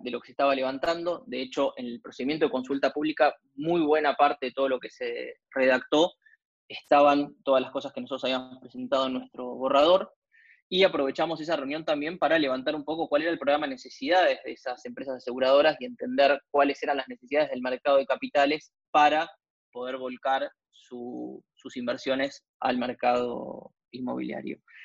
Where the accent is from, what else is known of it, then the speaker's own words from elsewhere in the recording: Argentina; como argentinos en general